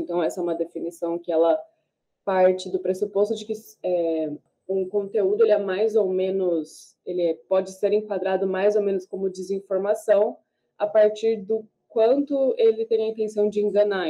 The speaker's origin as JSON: {"language": "Portuguese", "country": "Brazil", "said": "enquanto brasileiro"}